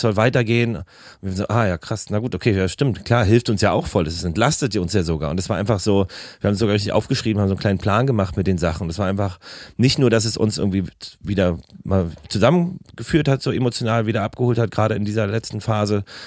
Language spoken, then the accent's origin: German; Berlin, Germany; wenn ich mich nach Karlshorst fahre. Äh, so, wo ich, wo ich aufgewachsen bin